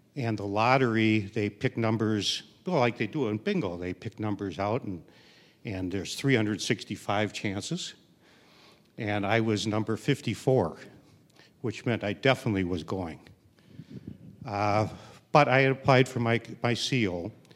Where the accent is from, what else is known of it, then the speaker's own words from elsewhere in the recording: Milwaukee, Wisconsin, United States; moved away as an adult; also born or lived in Canada; I grew up in Milwaukee